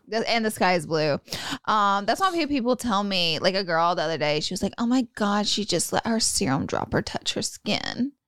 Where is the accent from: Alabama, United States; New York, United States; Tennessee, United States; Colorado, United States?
Alabama, United States; I'm from Alabama